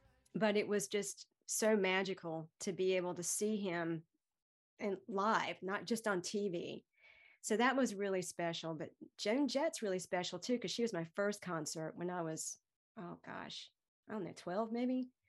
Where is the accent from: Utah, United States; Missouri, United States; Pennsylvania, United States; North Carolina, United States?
North Carolina, United States; Greenville; Randall Martosha lives in my hometown of Greenville, NC